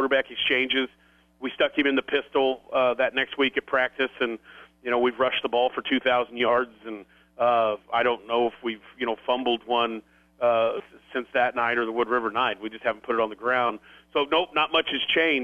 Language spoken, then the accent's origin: English; Grand Island, Nebraska, United States; I'm from Grand Island